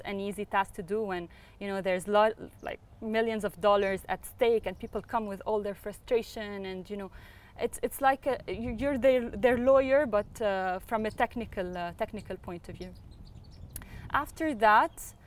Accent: Beirut, Beirut Governorate, Lebanon; now in United Arab Emirates; I was born in Beirut

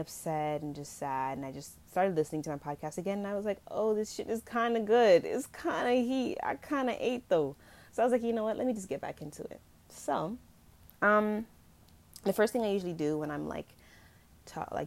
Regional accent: Jamaica; I'm going to be using kind of like patois in this episode because I am Jamaican

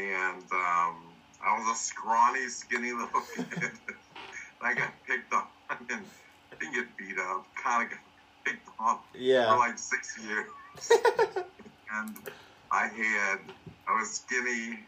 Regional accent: Cincinnati, Ohio, United States; I'm from Cincinnati, Ohio. Really? It's born and bred?

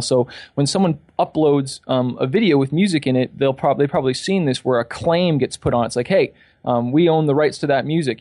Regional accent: Toronto, Ontario, Canada; also born or lived in California; I'm from Toronto, Canada

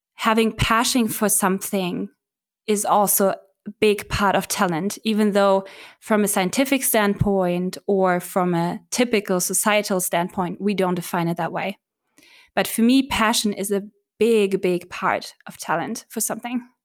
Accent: Berlin, Germany; I was born and raised in Berlin

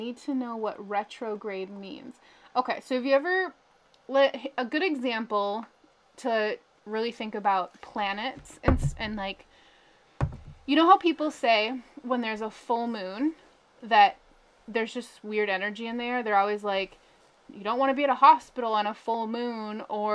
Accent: Minnesota, United States; I'm from Minnesota

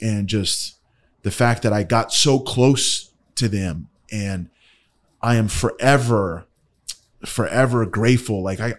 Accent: Ohio, United States; born there; I was born in Ohio.

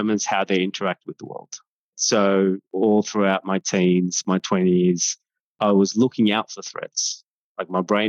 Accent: Sri Lanka; now in Australia; I'm a Tamil-born Australian. So I was born in Sri Lanka

